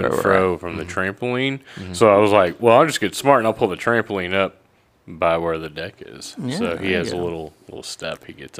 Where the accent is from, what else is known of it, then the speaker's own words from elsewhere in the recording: Texas, United States; I'm from Texas, so I know what fixing means.